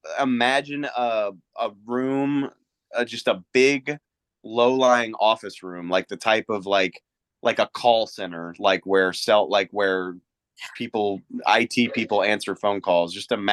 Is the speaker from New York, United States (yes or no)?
no; Louisiana, United States; And like, I grew up in Louisiana. I didn't know anything about tornadoes.